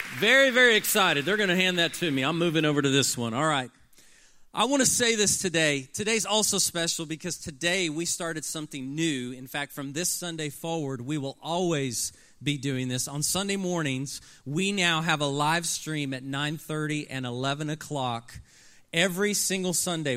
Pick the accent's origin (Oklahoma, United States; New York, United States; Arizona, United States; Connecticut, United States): Oklahoma, United States; Oklahoma City; I grew up in Oklahoma City, Oklahoma